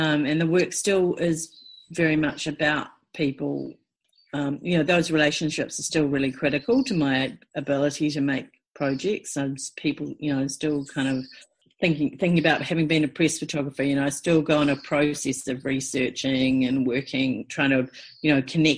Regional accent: Timaru, Canterbury, New Zealand; I grew up in in Te Maru

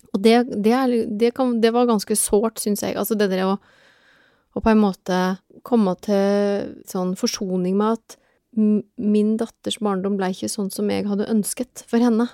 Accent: Telemark, Norway; moved away as an adult; now in Oslo, Norway; jeg er fra Telemark opprinnelig, men jeg har bodd i Oslo siden 1996

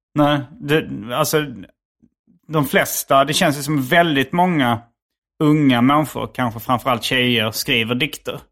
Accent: Hjärup, Skåne, Sweden; accent: Scanian; also born or lived in Malmö / Lund; sen flyttade vi till Järp när jag var noll

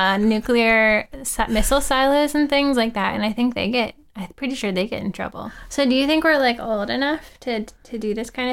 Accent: Norfolk, Virginia, United States; moved away; it's my hometown.

